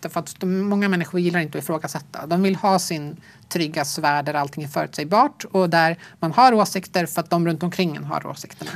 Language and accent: Swedish; Sweden; born or raised there